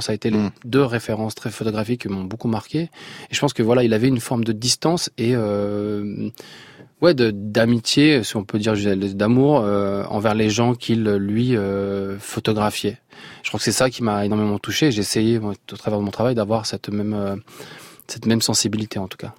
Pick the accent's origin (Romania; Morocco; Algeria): Algeria; Blida, Blida Province; moved away; je suis né à Blida